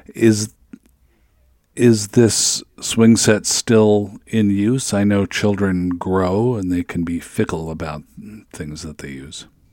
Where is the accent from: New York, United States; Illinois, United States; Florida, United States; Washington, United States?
Washington, United States; Seattle; moved away; I'm originally from Seattle